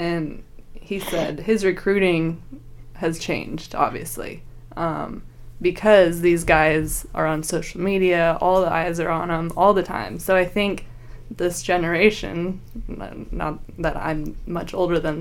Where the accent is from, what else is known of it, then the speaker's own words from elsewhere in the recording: Lincoln, Nebraska, United States; moved away; also born or lived in Knoxville, Tennessee / West Lafayette, Indiana; I grew up in Lincoln, Nebraska